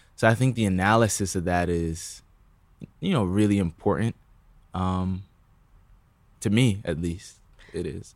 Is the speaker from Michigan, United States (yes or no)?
no; New Rochelle, New York, United States; also born or lived in Bronx, New York; I was born in the Bronx, but then I moved to New Rochelle, which is, like, outside of the city